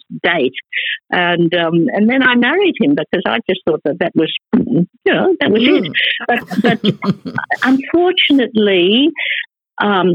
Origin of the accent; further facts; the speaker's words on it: China; now in Australia; I was born in China.